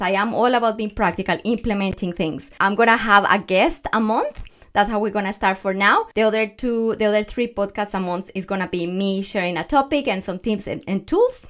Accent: Colombia; English is a second language; moved away; I am from Colombia, Growing up as a little girl

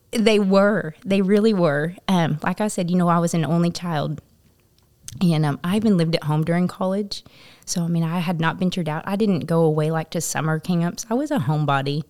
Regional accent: Topeka, Kansas, United States; moved away as an adult; now in Paragould, United States; so I am originally from Kansas, from Topeka, Kansas, and, um, I grew up

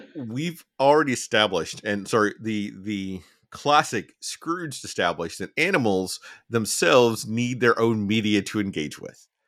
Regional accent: Alabama, United States; a young person growing up in Alabama

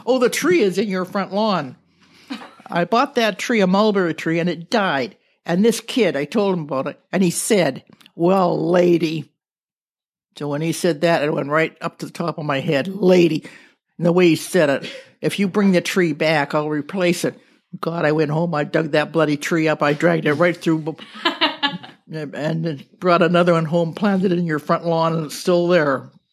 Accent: Thunder Bay, Ontario, Canada; moved away as an adult; also born or lived in Ottawa; now in Nanaimo, Canada; I was born in Fort William, Ontario, which is now Thunder Bay.

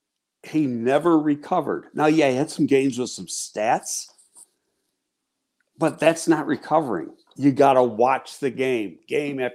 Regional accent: Buffalo, New York, United States; I grew up in Buffalo

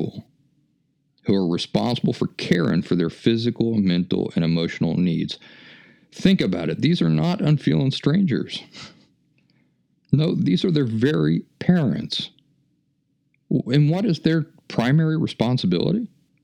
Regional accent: West Virginia, United States; moved away; also born or lived in Philadelphia; where are you from? I said, well, West Virginia

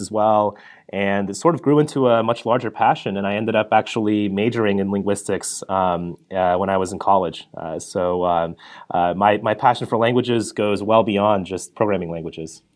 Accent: Colorado, United States; I grew up in Colorado

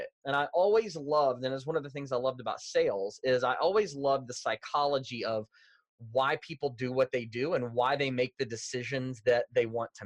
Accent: Louisville, Kentucky, United States; moved away as an adult; now in Indianapolis, United States; I grew up in Louisville, Kentucky, a Southern boy born and raised.

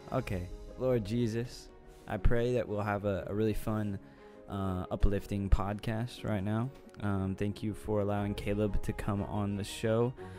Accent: Austin, Texas, United States; Oh yeah. Round Rock, Cedar Park, North Austin. Shout out to the good old ATX.

